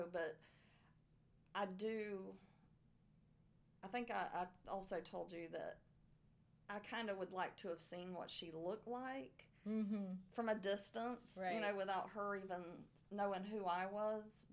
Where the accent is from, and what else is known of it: Arcadia, Florida, United States; born or raised there; accent: southern